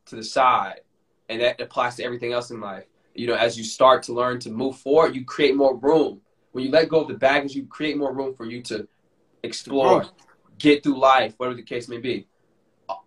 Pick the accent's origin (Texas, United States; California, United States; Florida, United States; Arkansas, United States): Florida, United States; moved away; I still have some good friends in my hometown